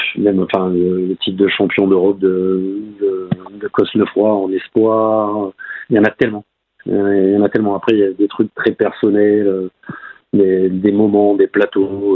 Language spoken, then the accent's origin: French; France; en tant que petit Français